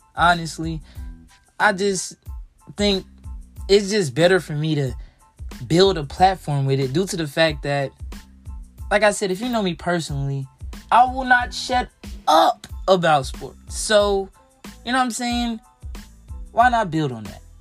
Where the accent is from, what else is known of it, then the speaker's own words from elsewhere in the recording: Texas, United States; growing up in Texas, being around Cowboys fans